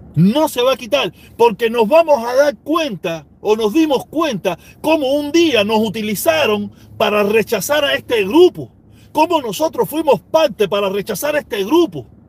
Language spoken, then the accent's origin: Spanish; Cuba; moved away as an adult; now in United States; Yo me fui con visa desde Cuba